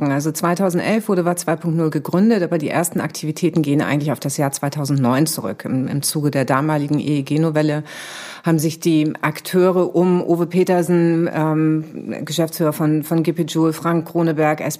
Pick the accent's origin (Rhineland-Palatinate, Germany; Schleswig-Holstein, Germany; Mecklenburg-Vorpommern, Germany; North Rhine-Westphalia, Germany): Schleswig-Holstein, Germany; Also ich komme aus Nordfriesland, ich bin in Nordfriesland aufgewachsen